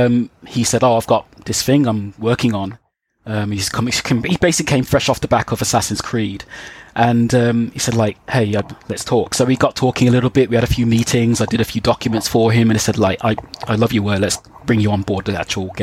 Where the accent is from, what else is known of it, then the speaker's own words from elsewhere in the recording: Birmingham, West Midlands, United Kingdom; back in my hometown in Birmingham